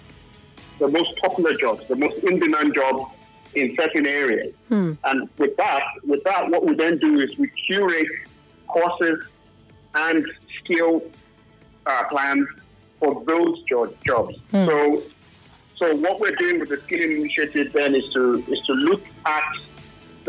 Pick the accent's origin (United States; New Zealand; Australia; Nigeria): Nigeria; I'm Nigerian